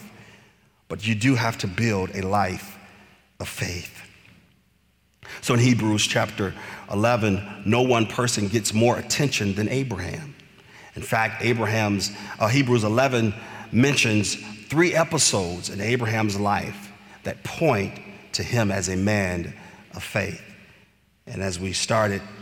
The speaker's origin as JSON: {"language": "English", "area": "Bloomfield Hills area, Clinton Township", "region": "Michigan", "country": "United States", "moved": "yes", "said": "we're from the Bloomfield Hills area, Clinton Township and such, so my mom still lives there"}